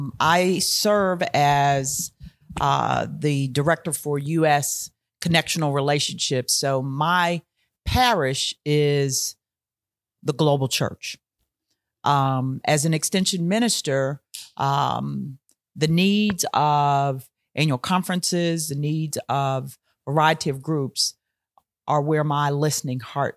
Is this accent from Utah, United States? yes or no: no; Philadelphia, Pennsylvania, United States; moved away as an adult; also born or lived in Houston, Texas / Allentown, Pennsylvania; I grew up in Philadelphia.